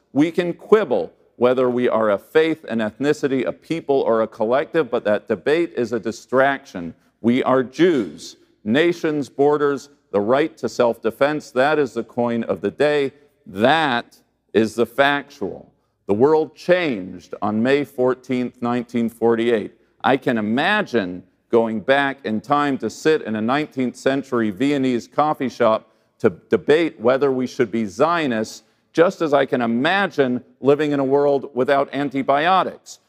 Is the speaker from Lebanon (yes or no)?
no; United States